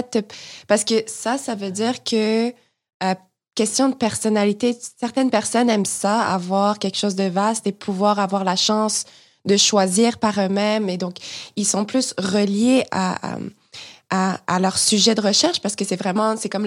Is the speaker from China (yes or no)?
no; France; accent: French; now in Canada; J'ai complètement perdu mon accent français, ça c'est sûr et certain